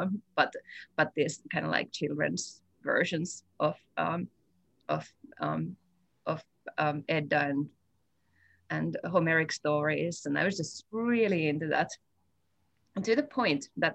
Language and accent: English; northern Finland, Finland; moved away as an adult; also born or lived in Helsinki, Finland; now in Fairbanks, United States; I'm originally from Finland. I grew up in northern Finland, bordering the traditional lands of the indigenous Sami people